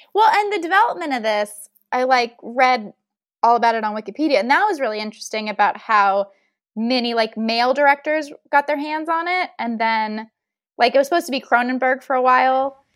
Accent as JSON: {"language": "English", "region": "Texas", "country": "United States", "said": "I'm from Texas"}